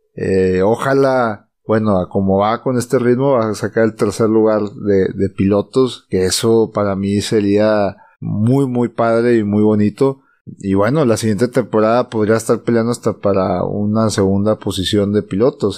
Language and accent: Spanish; Mexico; somos mexicanos y latinos